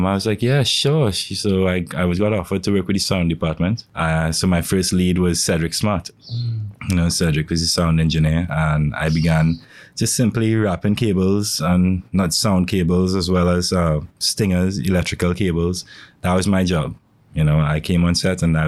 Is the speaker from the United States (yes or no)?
no; St. Augustine, Trinidad & Tobago; born or raised there; also born or lived in Woodbrook, Port of Spain, Trinidad and Tobago